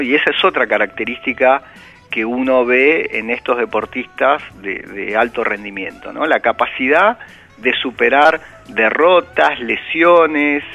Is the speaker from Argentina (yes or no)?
yes; Argentina; nosotros como argentinos